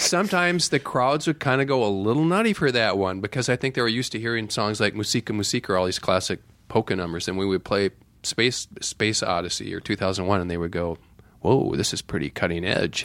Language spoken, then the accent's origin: English; Viroqua, Wisconsin, United States; moved away; also born or lived in Madison, Wisconsin; growing up in Viroqua